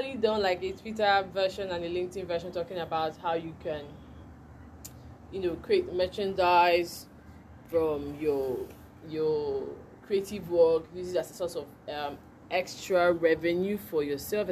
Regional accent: Nigeria; as a true Nigerian, or as a Nigerian

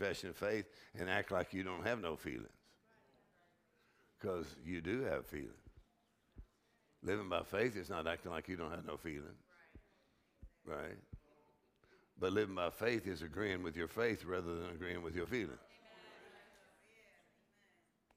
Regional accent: South Texas, United States; the way I grew up in South Texas

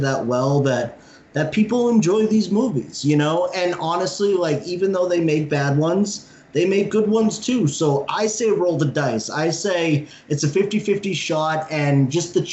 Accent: Cape Cod, Massachusetts, United States; I grew up on Cape Cod

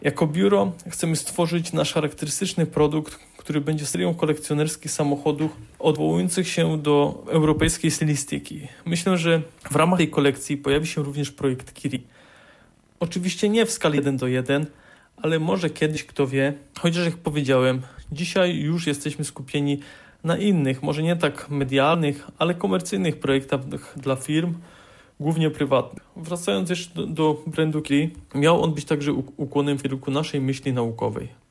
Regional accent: Poland; Pracuję na granicy polsko-czeskiej, y, skąd pochodzę.

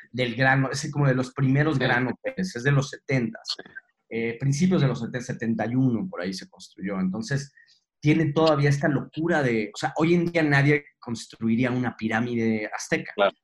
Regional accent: Mexico; cuando me preguntan que de dónde soy y digo que soy mexicano

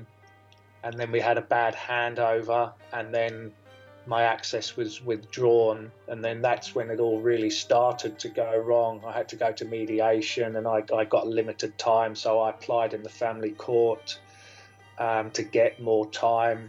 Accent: Jersey; moved away as an adult; also born or lived in Australia; I am born in Jersey in the Channel Islands. I moved to Australia when I was 26 years old. I lived there for just under 22 years. And I now find myself back in Jersey

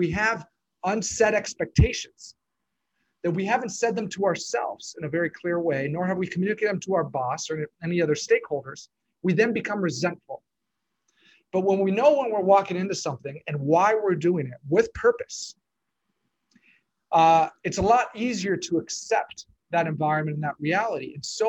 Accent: Lima, Peru; moved away as an adult; now in United States; I grew up in Peru, Lima, where my parents are social workers and originally moved down as missionaries back in the 80s. I graduated high school from Peru

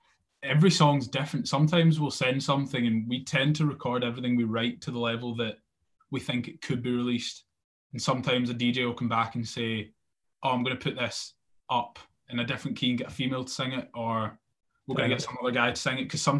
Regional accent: Scotland, United Kingdom; she was absolutely horrified at the way that we spoke to each other, because we're also Scottish, which doesn't help.

